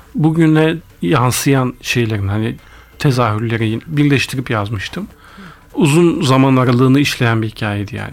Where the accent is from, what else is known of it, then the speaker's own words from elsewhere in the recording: Ankara, Turkey; also born or lived in Ardahan; Bütün yani çocukluğumdan hatırladığım her şey Ankara. İlk gençlik Ankara. Mezuniyet, üniversiteyi bitirene kadar hep Ankara. O yüzden Ankaralıyım dersek hadi çok da yanlış olmaz